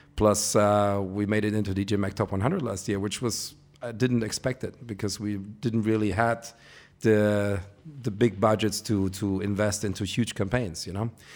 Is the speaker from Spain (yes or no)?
yes; Ibiza, Balearic Islands, Spain; I'm from Ibiza